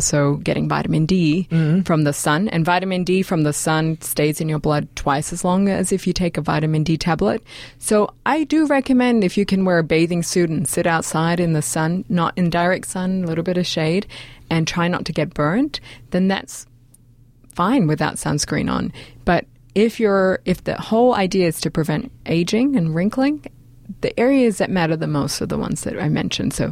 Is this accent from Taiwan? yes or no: no; Australia; I'm from Australia